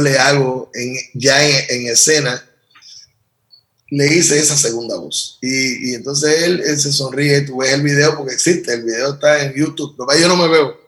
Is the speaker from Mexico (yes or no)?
no; Puerto Rico; me crié, nací, me crié y vivo aquí